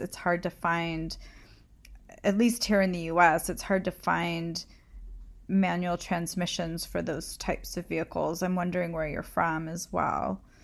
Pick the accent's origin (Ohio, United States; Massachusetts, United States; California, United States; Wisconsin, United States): California, United States; I grew up in California